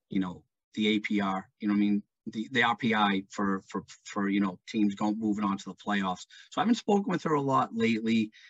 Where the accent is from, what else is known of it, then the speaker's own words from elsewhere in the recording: British Columbia, Canada; moved away as an adult; Uh, didn't want to leave my hometown, didn't want to leave BC, but it was just, it just, you know, had come to the point where I had to, um, you know, move on in my life, so to speak.